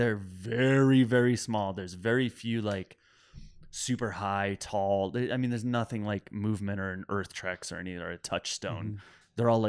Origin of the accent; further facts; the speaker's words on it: Iowa, United States; I'm from Iowa.